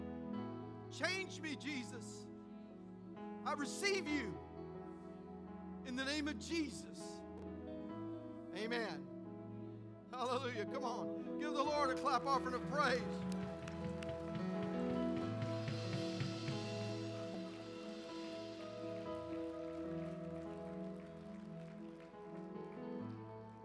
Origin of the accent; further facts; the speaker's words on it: West Texas, United States; moved away; I'm from West Texas